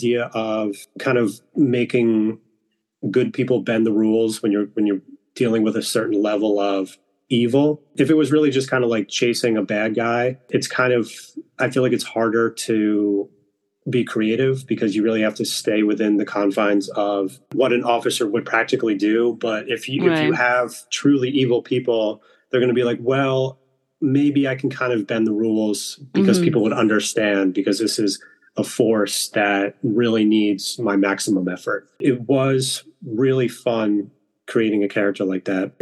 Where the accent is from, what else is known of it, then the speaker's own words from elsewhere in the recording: Marlborough, New York, United States; my hometown, which is Marlborough, New York.